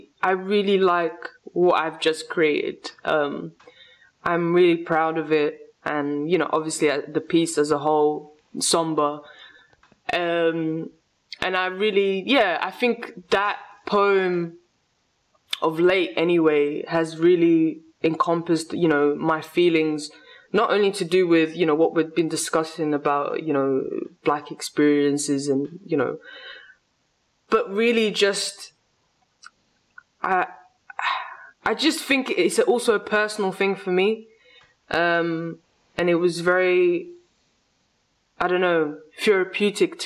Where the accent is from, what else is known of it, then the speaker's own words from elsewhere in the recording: England, United Kingdom; English is a second language; also born or lived in Lisbon, Portugal; I grew up in England